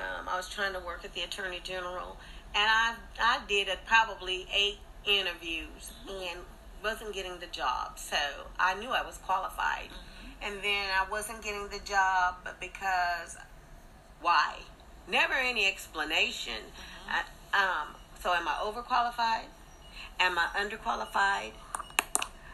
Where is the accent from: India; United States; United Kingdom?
United States; Pacific Northwest; also born or lived in Texas; I come from the Pacific Northwest.